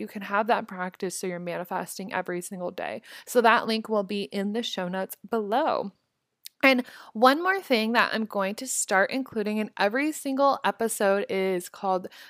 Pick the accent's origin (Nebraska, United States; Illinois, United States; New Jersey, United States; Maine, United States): Nebraska, United States; Omaha; moved away; my hometown in Omaha